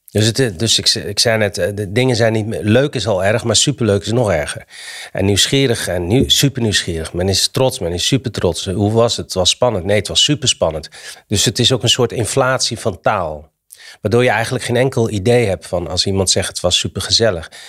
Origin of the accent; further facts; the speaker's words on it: Morocco; het is gek dat ik als Marokkaan eh, de Nederlandse taal moet, aan Nederlanders moet uitleggen hoe mooi de Nederlandse taal is.